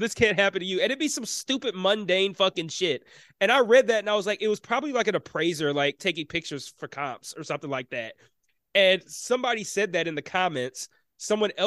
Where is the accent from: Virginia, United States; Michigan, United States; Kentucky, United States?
Michigan, United States; Detroit; being born and raised in Detroit